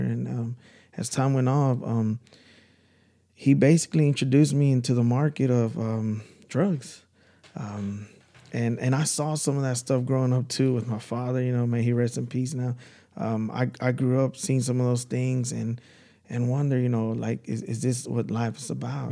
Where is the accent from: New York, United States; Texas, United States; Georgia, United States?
Texas, United States; Dallas; I'm from Dallas.